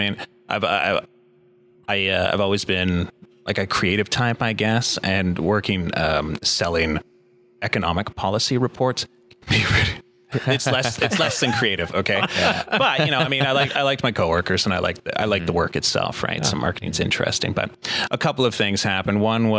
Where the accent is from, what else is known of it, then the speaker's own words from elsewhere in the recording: Ottawa, Ontario, Canada; I'm from here, Ottawa. Is that right? All my life I've lived here.